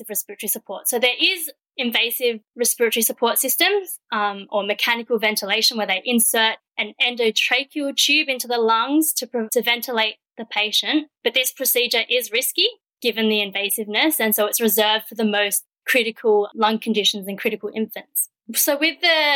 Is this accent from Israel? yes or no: no; Perth, Western Australia, Australia; moved away as an adult; also born or lived in Melbourne; I grew up in Perth and I went straight into a Bachelor of Science at the University of Western Australia